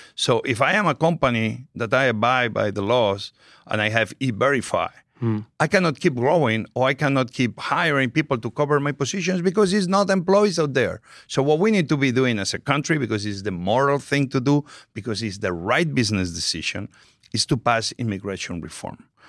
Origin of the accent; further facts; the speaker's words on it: Spain; English is a second language; moved away as an adult; also born or lived in New York; now in United States; I'm very proud of my Spanish heritage